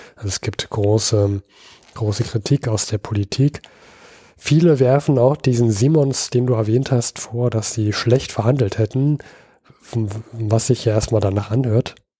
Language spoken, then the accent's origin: German; Berlin, Germany; ich als Berliner